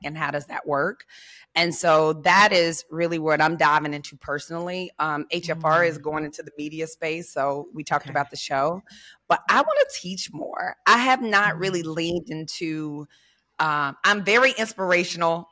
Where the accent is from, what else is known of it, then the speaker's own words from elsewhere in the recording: Memphis, Tennessee, United States; I'm from Memphis.